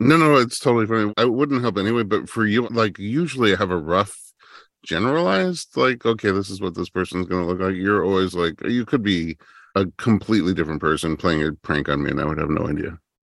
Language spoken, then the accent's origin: English; New York, United States; now in Los Angeles, United States; my wife and I, we're from New York, but like Staten Island, not the big city